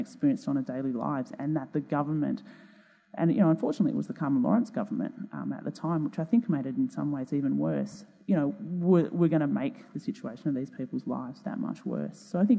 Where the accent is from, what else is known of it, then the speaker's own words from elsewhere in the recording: Perth, Western Australia, Australia; I'm from Perth, over in Western Australia.